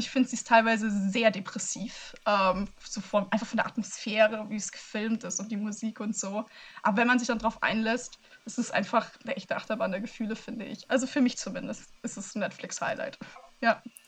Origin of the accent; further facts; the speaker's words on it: Germany; in meinem Heimatland